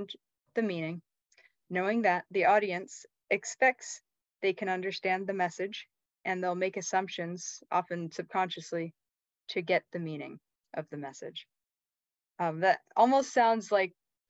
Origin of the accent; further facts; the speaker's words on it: Bellingham, Washington, United States; moved away as an adult; I grew up in Bellingham, Washington, up in the very northwest corner of the states